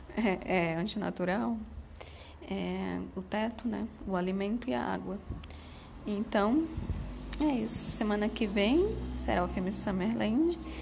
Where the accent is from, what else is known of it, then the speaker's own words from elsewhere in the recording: Salvador, Bahia, Brazil; moved away; also born or lived in Southeast Brazil; o fato de eu ser uma nordestina de Salvador, que mudou para o Sudeste né, no início de 2000